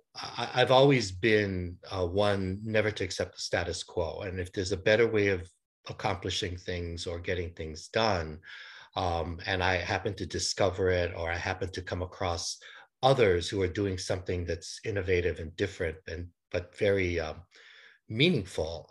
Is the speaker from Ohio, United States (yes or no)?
no; Honolulu, Hawaii, United States; I was born and raised in Honolulu, Hawaii